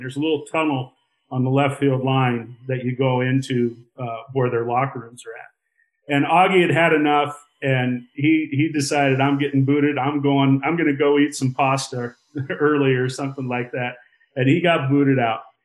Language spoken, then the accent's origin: English; Iowa, United States; moved away as an adult; also born or lived in Montana; I grew up in Iowa.